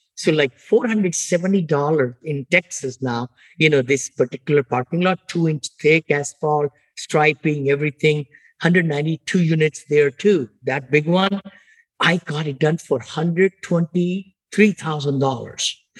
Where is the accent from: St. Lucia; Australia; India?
India; moved away as an adult; also born or lived in Washington D.C.; now in United States; I'm from India originally. I grew up there.